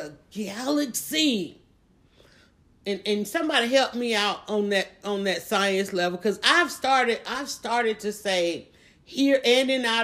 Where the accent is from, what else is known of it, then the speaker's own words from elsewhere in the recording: Atlanta, Georgia, United States; I live in Atlanta. I was born and raised in Atlanta